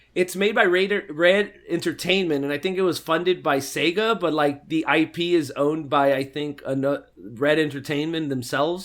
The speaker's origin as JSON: {"language": "English", "country": "United States", "said": "grew up in America"}